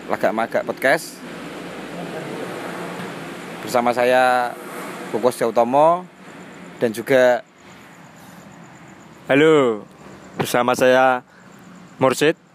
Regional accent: Bojonegoro, East Java, Indonesia; saya warga asli Bojonegoro

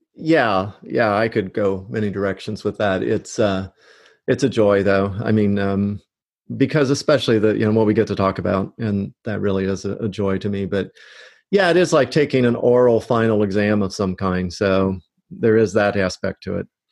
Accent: Loveland, Ohio, United States; moved away as an adult; also born or lived in Michigan / Bradenton, Florida; now in Oviedo, United States; I grew up outside Cincinnati, Ohio

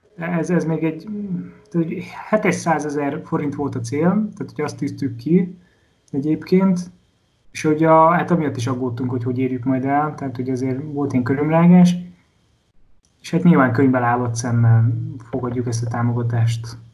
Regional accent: Komárom, Komárom-Esztergom, Hungary; otthon, Komáromban

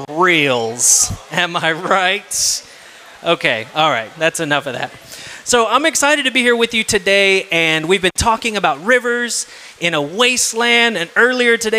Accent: South Texas, United States; I'm from South Texas

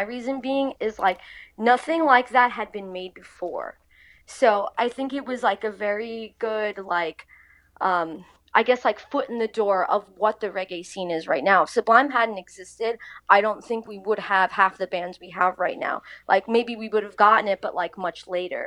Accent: Long Island, New York, United States; So I grew up in Long Island. I still live in the same house since I was a kid.

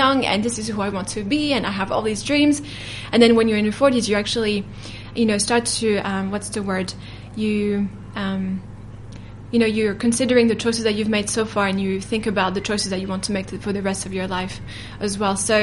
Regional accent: France; now in New Zealand; I was raised in France

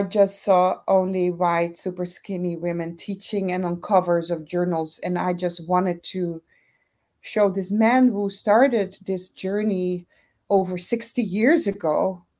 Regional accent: Curaçao; moved away; I'm originally from Curaçao, born and raised

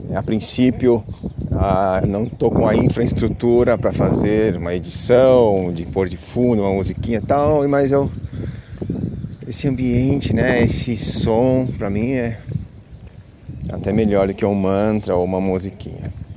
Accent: São Paulo, Brazil; now in Peruíbe, Brazil; eu sou de São Paulo, capital. Hoje moro, atualmente eu estou na, na Baixa da Santista, numa cidade chamada Peruíbe.

